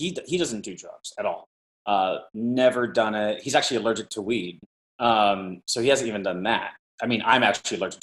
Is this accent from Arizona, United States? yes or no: yes; Mesa, Arizona, United States; moved away; also born or lived in Los Angeles / New York; I grew up in Mesa, Arizona